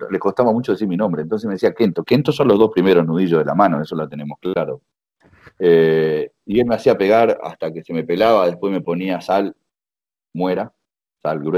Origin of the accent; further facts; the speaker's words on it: Uruguay; also born or lived in United States / Spain; now in Canada; a ver, yo me fui, eh, me fui em, hace 20 años de Uruguay